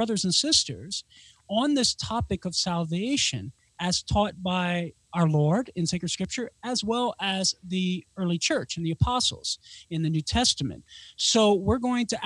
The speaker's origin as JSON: {"language": "English", "area": "Cajun", "region": "Louisiana", "country": "United States", "said": "as a Cajun"}